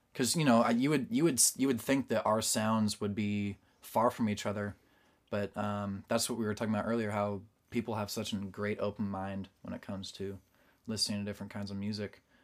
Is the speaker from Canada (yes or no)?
no; Portland, Oregon, United States; now in Nashville, United States; I was born in Portland, Oregon